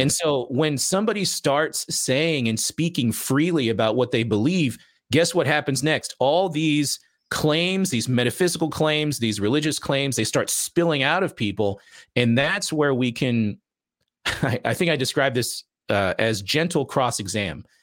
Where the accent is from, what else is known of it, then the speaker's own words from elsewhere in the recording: Las Vegas, Nevada, United States; I'm from Vegas